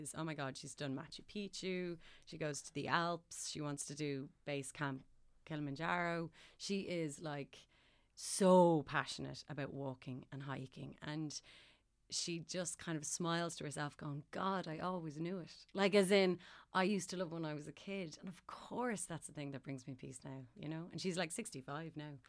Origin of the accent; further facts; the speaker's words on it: Ireland; Mom was well, as supportive as an Irish parent would be